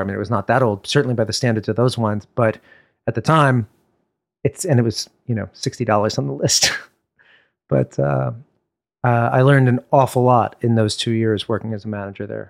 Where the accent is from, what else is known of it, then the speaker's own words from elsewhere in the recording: New York, United States; also born or lived in Upper West Side, Manhattan; I grew up in Brooklyn